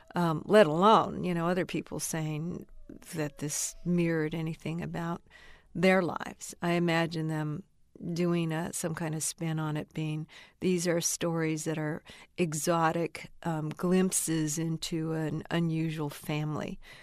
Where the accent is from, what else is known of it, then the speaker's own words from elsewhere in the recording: United States; I'm Chinese. I'm still American.